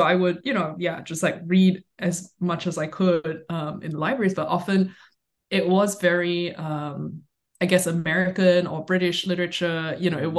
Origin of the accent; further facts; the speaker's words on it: Singapore; moved away; I grew up in Singapore